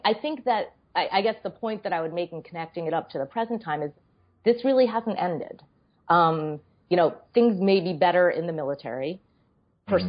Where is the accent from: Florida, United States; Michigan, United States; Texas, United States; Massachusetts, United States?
Massachusetts, United States; Boston; moved away as an adult; also born or lived in New York City; I grew up in Boston and uh, spent my whole childhood there.